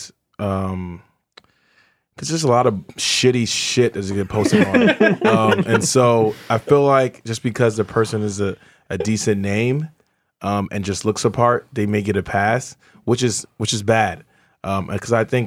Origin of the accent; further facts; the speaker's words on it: Nigeria; I'm Nigerian.